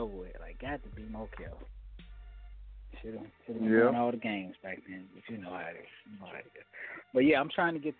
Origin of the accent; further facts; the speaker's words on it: Chicago, Illinois, United States; now in Los Angeles, United States; I'm from Chicago